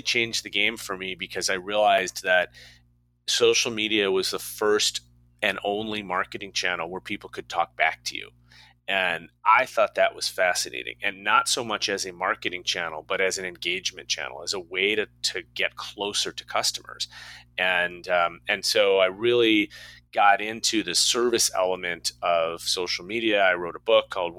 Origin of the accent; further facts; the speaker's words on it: Chicago, Illinois, United States; I was born and raised in Chicago